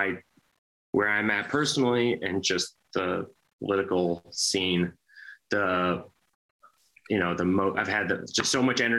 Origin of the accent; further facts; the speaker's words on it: Minnesota, United States; also born or lived in Wisconsin; now in New York, United States; Chris and I we're brothers and we're from Minnesota, but we spent a lot of time in Wisconsin growing up.